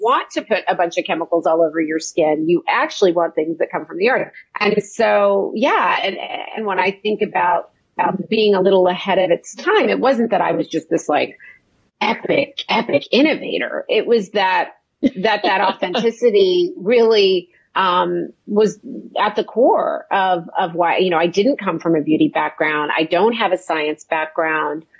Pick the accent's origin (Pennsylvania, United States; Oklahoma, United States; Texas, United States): Oklahoma, United States; also born or lived in New York; I was raised in Oklahoma